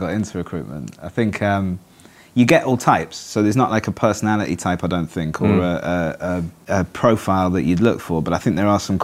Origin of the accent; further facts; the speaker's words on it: Manchester, North West England, United Kingdom; also born or lived in Reigate, Surrey / London; now in Cardiff, United Kingdom; I'm from Manchester.